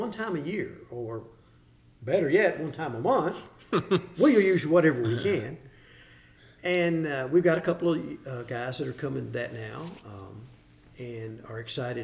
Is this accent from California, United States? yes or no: no; Hopkinsville, Kentucky, United States; moved away as an adult; now in Cookeville, United States; I'm originally from Hopkinsville, Kentucky.